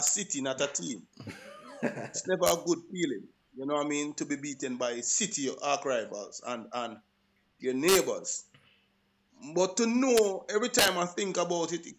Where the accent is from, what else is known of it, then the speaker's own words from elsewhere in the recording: Kingston, Jamaica; I will use where I'm from. Growing up in Waterhouse